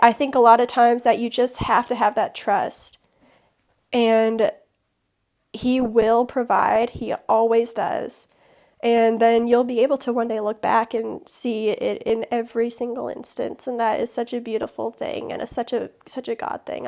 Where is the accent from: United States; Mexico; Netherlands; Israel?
United States; Chicago, Illinois; also born or lived in southern middle Tennessee; now in Tennessee, United States; I'm originally from Chicago